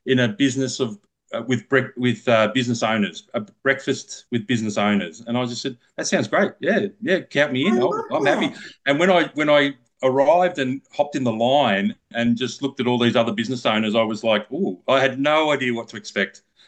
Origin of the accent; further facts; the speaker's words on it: Lakes Entrance, Victoria, Australia; I'm actually from Lakes Entrance, which is a 30-minute drive from Bairnsdale.